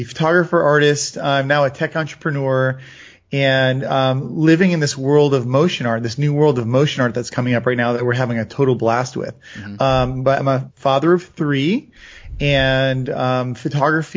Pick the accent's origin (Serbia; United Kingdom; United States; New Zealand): United States; Florida; I grew up in Florida